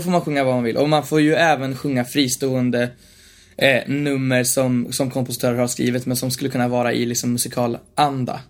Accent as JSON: {"language": "Swedish", "town": "Bollnäs", "region": "Gävleborg County", "country": "Sweden", "tie": "born or raised there", "said": "I Bollnäs, där jag också är uppvuxen."}